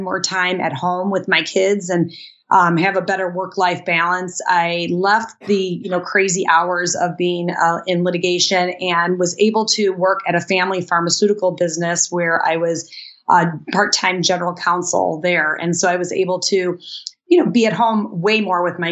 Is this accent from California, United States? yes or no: no; Chicago, Illinois, United States; we're from Chicago